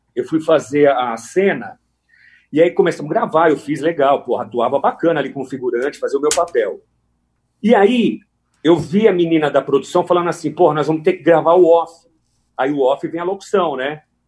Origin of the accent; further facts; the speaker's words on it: São Paulo, Brazil; also born or lived in Araraquara, São Paulo; eu sou natural de São Paulo, é, nasci em São Paulo e ainda muito novo eu mudei para Araraquara